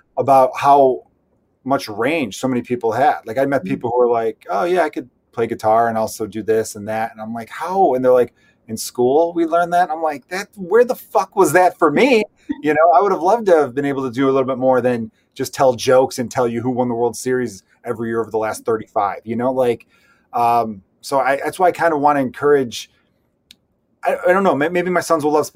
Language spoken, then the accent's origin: English; Chicago, Illinois, United States; we both grew up on the Northwest Side